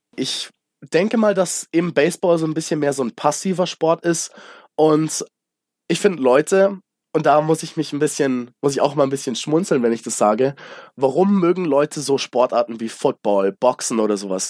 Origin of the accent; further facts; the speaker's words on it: Munich, Bavaria, Germany; also born or lived in United States; als äh, gebürtiger Münchner